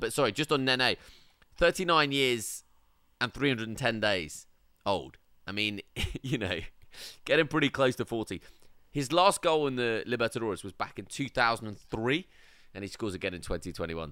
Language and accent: English; England, United Kingdom; we're from England